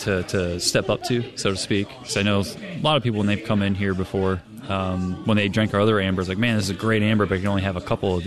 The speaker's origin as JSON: {"language": "English", "region": "New Jersey", "country": "United States", "moved": "yes", "lives_now": "Cincinnati, United States", "said": "I'm from New Jersey, and before I moved to the great state of Ohio"}